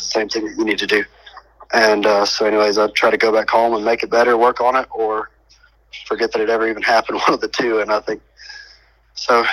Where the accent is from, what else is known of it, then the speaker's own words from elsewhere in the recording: Statesville, North Carolina, United States; now in Huckaby, United States; growing up in North Carolina